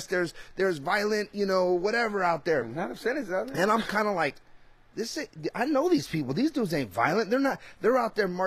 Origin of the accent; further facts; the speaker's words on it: California, United States; I'm from Cali